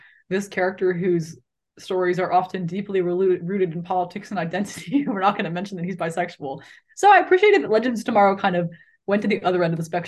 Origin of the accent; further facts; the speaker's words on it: United States; I'm American